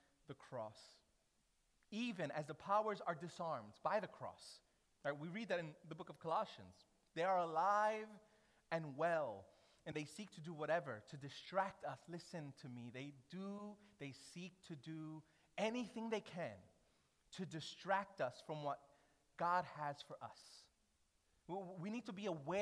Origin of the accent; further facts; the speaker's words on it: New York City, New York, United States; moved away; as a New Yorker